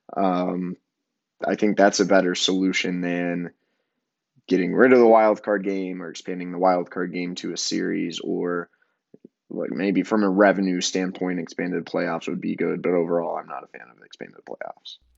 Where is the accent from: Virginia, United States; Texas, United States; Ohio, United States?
Texas, United States; Amarillo; moved away; I'm currently in my hometown of Amarillo, Texas.